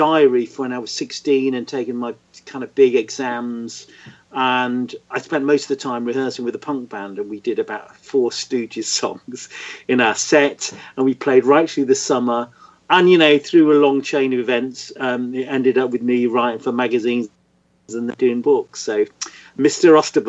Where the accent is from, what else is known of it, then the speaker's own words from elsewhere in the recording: Hull, Yorkshire and the Humber, United Kingdom; I grew up in Hull in Yorkshire, in the middle of nowhere. It's a bit like the Midwest, you know, and there was nothing happening.